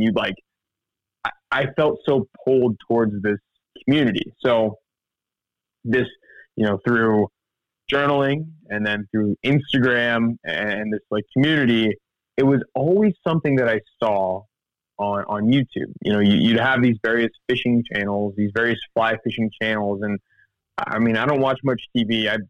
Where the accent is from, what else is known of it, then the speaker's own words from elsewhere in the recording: Missouri, United States; because I grew up in the Ozarks in Missouri. So I'd talk about the skeleton trees in a Missouri winter just crackling in the wind.